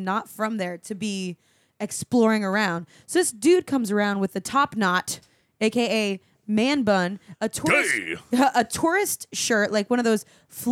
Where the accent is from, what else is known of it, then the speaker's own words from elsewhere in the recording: Florida, United States; we're from Florida